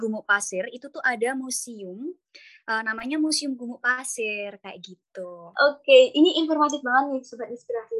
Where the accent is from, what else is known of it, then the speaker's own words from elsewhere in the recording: Java, Indonesia; also born or lived in Special Region of Yogyakarta; kita tuh orang Jawa